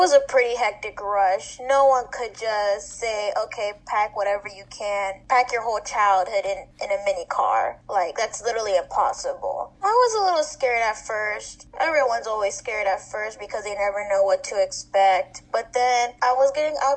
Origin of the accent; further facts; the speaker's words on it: Houston, Texas, United States; moved away; also born or lived in Galveston, Texas; I'm originally from Houston, Texas. And the reason why we moved to Galveston was because my dad got a better job opportunity there.